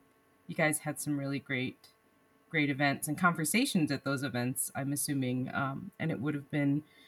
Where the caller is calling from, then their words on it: Mongolia; time is sort of compressed, just in general, because I think I'm calling in from Mongolia.